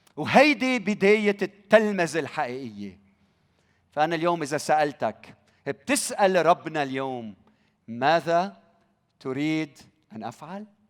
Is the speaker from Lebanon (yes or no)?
yes; Lebanon; بلدنا لبنان